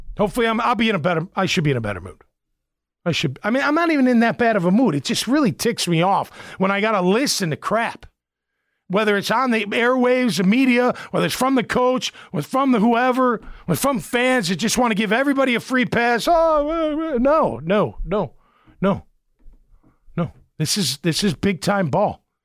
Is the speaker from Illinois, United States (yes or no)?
yes; Chicago, Illinois, United States; moved away; I'm from Chicago